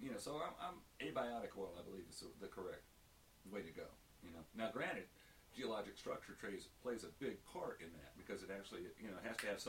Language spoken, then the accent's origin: English; Georgia, United States; I thought being from Georgia that I'd be up to speed for Mediterranean sun exposure.